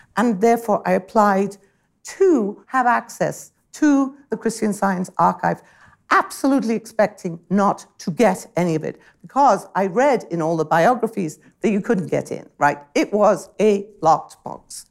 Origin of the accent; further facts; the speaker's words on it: United Kingdom; as a British person